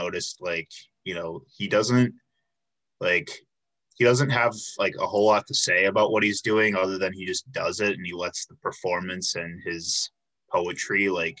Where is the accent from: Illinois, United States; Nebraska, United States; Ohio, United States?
Illinois, United States; Tinley Park; I grew up in the Tinley Park area.